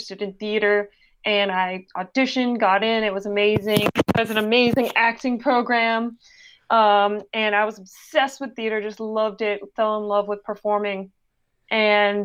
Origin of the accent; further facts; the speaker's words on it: West Palm Beach, Florida, United States; also born or lived in Pittsburgh, Pennsylvania; But I was raised in West Palm Beach, Florida